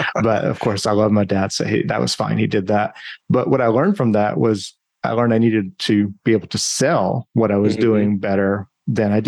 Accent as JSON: {"language": "English", "region": "the Carolinas", "country": "United States", "tie": "born or raised there", "also_born_or_lived": "New Hampshire", "moved": "yes", "lives_now": "Austin, United States", "said": "I grew up in the Carolinas and lived in New Hampshire for quite some time"}